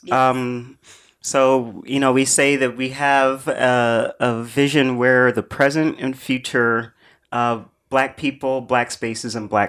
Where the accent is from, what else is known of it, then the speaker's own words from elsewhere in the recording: Brooklyn, New York, United States; I'm, I may be growing up in Van Dyke houses, but my daughter, you know, is graduating college next year. It would be nice if she could move back to this neighborhood